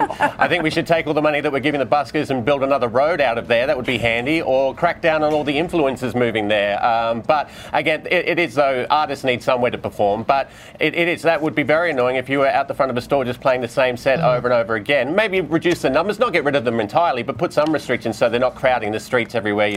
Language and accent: English; Queensland, Australia; I'm a Queenslander and a dog owner, actually.